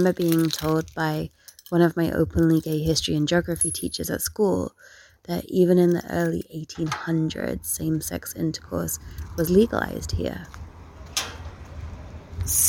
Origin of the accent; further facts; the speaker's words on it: Alicante, Valencian Community, Spain; moved away as an adult; my hometown, Alicante.